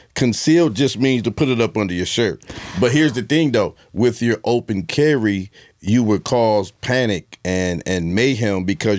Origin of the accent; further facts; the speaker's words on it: Columbus, Ohio, United States; I'm from Columbus, Ohio.